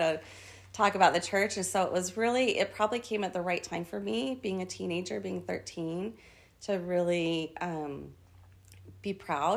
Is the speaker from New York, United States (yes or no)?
no; Orem, Utah, United States; moved away as an adult; also born or lived in Norway; I grew up in Orem, Utah